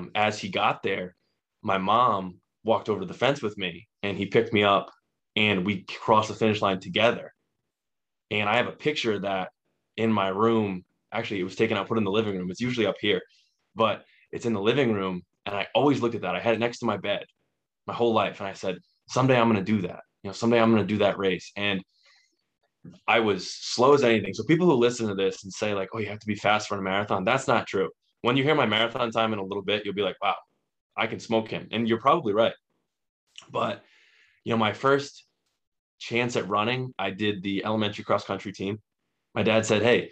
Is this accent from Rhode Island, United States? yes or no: yes; Burrillville, Rhode Island, United States; I'm from Rhode Island, lived here my whole life